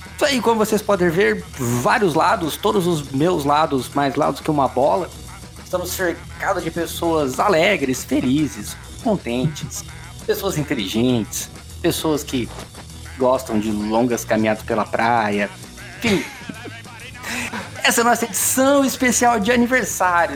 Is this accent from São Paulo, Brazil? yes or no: yes; Bauru, São Paulo, Brazil; nós três somos de Bauru